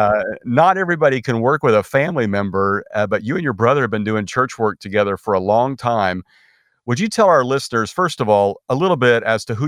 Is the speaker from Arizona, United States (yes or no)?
no; Kansas, United States; I grew up in Kansas, so that makes me a Royals fan.